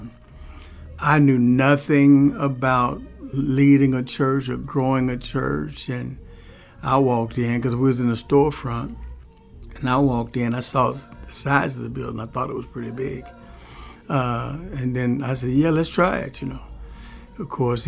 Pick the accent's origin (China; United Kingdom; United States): United States; Louisville, Kentucky; I grew up on the streets of Louisville